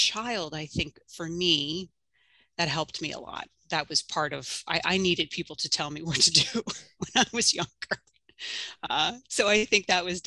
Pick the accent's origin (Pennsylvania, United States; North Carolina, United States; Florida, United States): Pennsylvania, United States; Drexel Hill; I grew up outside of Philadelphia in Drexel Hill, PA.